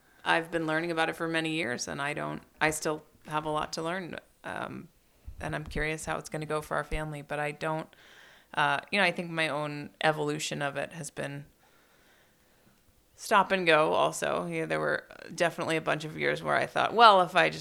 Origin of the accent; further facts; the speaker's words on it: San Francisco, California, United States; I grew up here in San Francisco